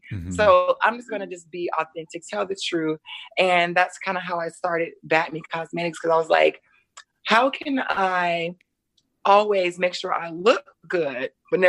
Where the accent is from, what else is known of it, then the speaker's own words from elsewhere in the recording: Atlanta, Georgia, United States; accent: Georgia twang; also born or lived in Jacksonville, Florida; now in Los Angeles, United States; I'm originally from Atlanta, Georgia. Nice. You hear that Georgia, that little twang. And I used to live in Jacksonville, Florida.